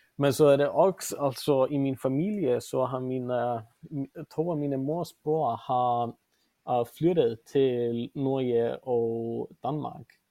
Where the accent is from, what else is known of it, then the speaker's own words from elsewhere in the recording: Reykjavik, Capital Region, Iceland; Swedish is a second language; moved away as an adult; also born or lived in Denmark; now in Vancouver, Canada; jag kommer från Reykjavik och jag är för det mesta uppvuxen i Mittbyen